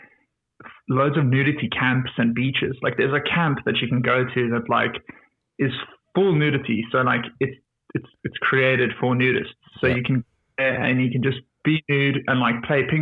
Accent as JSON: {"language": "English", "town": "Cape Town", "region": "Western Cape", "country": "South Africa", "moved": "as an adult", "lives_now": "Europe", "said": "I'm from Cape Town originally"}